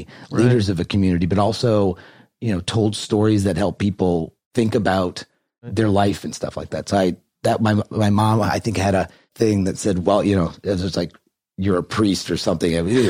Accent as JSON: {"language": "English", "town": "New Orleans", "region": "Louisiana", "country": "United States", "tie": "born or raised there", "said": "I grew up in New Orleans, Louisiana, and my family was very Catholic"}